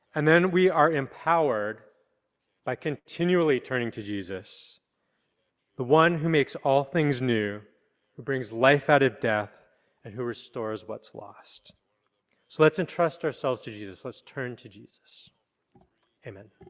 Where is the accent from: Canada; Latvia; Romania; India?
Canada; now in New York, United States; I'm from Canada